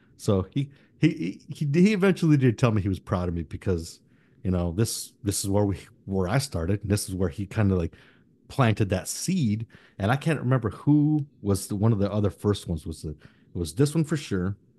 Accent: United States; English is a second language; I was born here in the United States, first gen

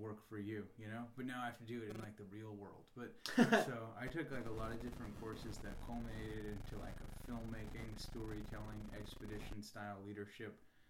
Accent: New York, United States; moved away as an adult; also born or lived in Plattsburgh, New York; now in San Diego, United States; I grew up in New York. I'm from there.

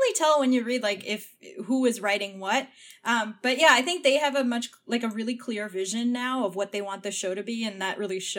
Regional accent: India; I'm Indian

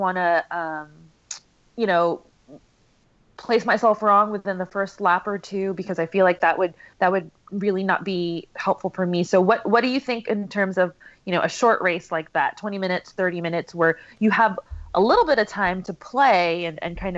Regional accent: New York, United States; now in New Orleans, United States; I am from New York, so from Queens

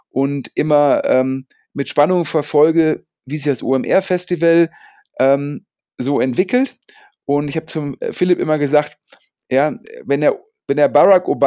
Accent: Rhineland, Germany; freut mich natürlich als Rheinländer, ähm, wenn da auch noch mehr Venture Capital nach Köln und nach Düsseldorf fließt

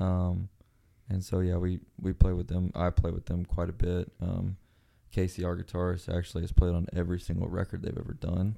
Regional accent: Mexico; moved away; I grew up in Mexico

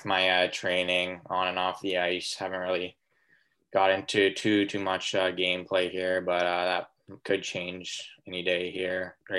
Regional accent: Kamloops, British Columbia, Canada; it was in Kamloops, my hometown.

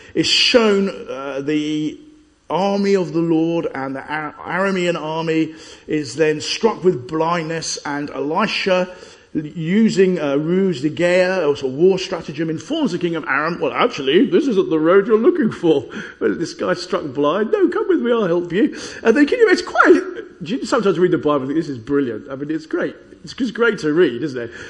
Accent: Chessington, London, United Kingdom; When I was a kid, I grew up in Chessington

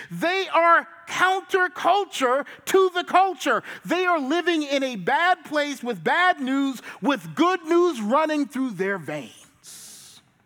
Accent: Charleston, South Carolina, United States; I'm from Charleston and I'm a pastor

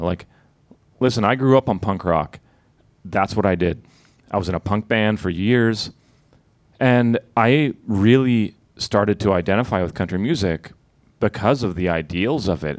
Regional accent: Sudbury, Ontario, Canada; I'm from Sudbury. I'm from Northern Ontario.

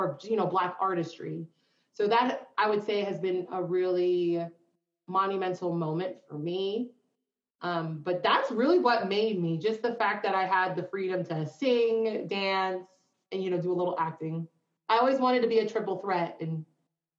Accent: East Coast, United States; moved away; from the East Coast

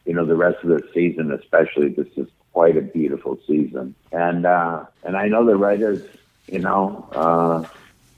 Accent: Minnesota, United States; moved away; when I was growing up in Minnesota

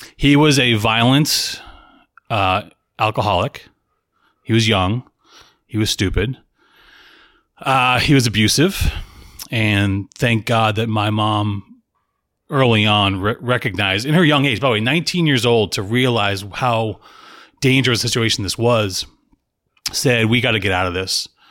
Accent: Tampa, Florida, United States; also born or lived in Salem, Massachusetts / Boston area; We moved to Tampa, went to high school there

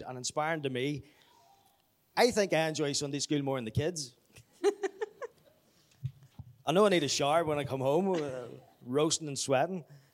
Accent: Belfast, Northern Ireland, United Kingdom; Grew up in the Apostolic, Belfast. I'm originally from Belfast.

